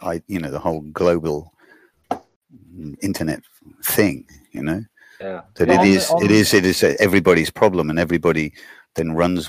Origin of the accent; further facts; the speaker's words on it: Stratford-upon-Avon, West Midlands, United Kingdom; also born or lived in Düsseldorf, Germany / Neuss, Germany; now in Germany; I was being born in Stratford and then I come to Dusseldorf, and for a while I lived in Noyce